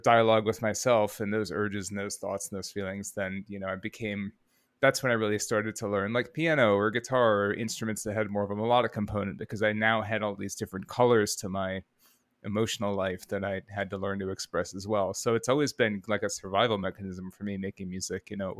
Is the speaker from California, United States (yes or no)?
no; Rockford, Illinois, United States; Rockford, Illinois.